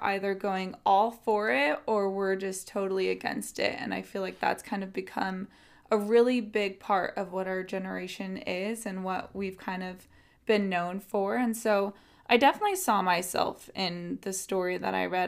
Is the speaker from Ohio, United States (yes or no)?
no; San Diego, California, United States; also born or lived in Riverside, California; I'm from San Diego, California